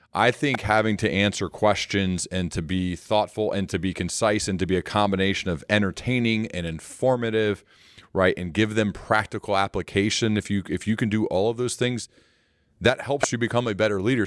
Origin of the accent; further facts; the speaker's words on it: Ohio, United States; I'm from Ohio